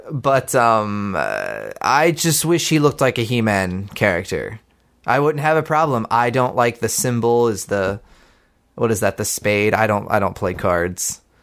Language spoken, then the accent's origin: English; Pittsburgh, Pennsylvania, United States; my hometown